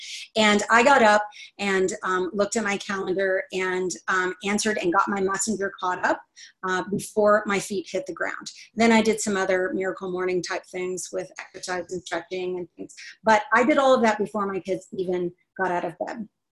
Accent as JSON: {"language": "English", "region": "Texas", "country": "United States", "said": "I'm from Texas, but I lost my accent, y'all."}